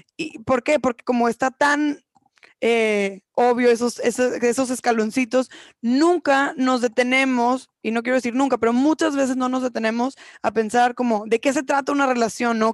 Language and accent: Spanish; Mexico; como mujeres mexicanas, eh, y como personas mexicanas en esta cultura latina, machista, que cada vez nos abrimos más, de cierta forma crecimos con esta idea